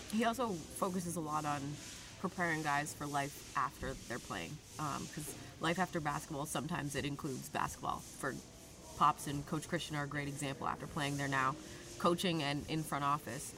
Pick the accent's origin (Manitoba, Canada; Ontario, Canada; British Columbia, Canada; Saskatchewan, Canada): British Columbia, Canada; Vancouver; I'm from Canada.